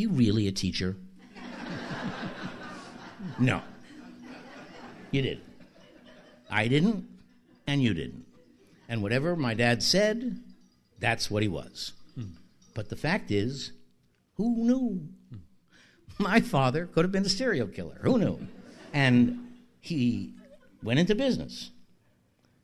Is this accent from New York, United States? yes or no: yes; New York City, New York, United States; I am from Bayside